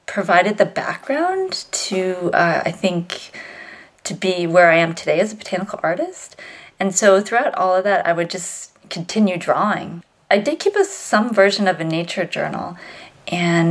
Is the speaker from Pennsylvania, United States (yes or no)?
no; Virginia, United States; I grew up in Virginia